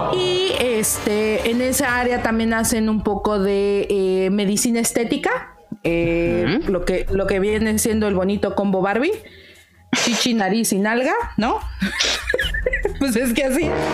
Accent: Mexico City, Mexico; Ciudad de México

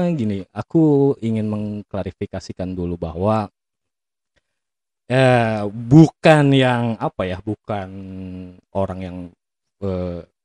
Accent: Jakarta, Indonesia; born there; sebenarnya aslinya orang Medan orang Medan ayah ibu itu orang Medan soalnya oke okay. tapi aku lahir di Jakarta

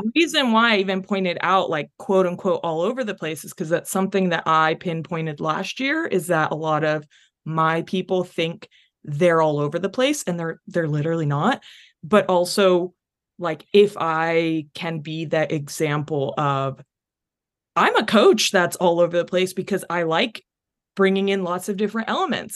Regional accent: North Texas, United States; also born or lived in Chile; I was born in Chile, but I have pretty much lived my whole life in North Texas

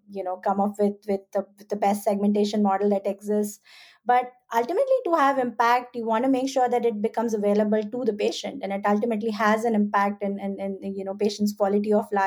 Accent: India; moved away as an adult; now in United States; I'm an immigrant myself. I grew up in India.

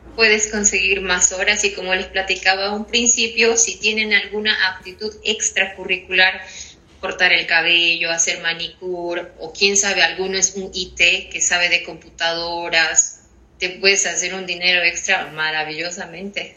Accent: Bolivia; moved away as an adult; now in Ireland; soy de Bolivia.

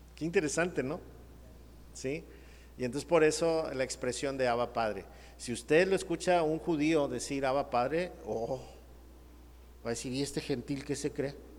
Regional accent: Mexico; nosotros en México bautizas al niño

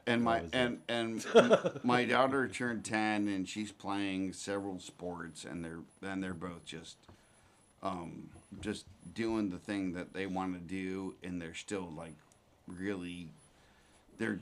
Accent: United States; I was born in America, not the Ukraine

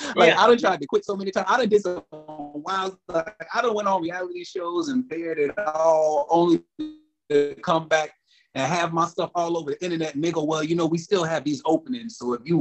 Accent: New York City, New York, United States; also born or lived in Charleston, South Carolina; I was born and raised in the Bronx

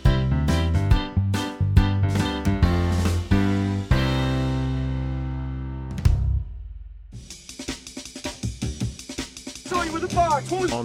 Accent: the Northwest, North West England, United Kingdom; I'm from the Northwest

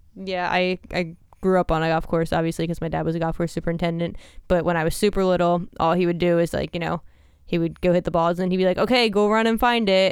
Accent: New Jersey, United States

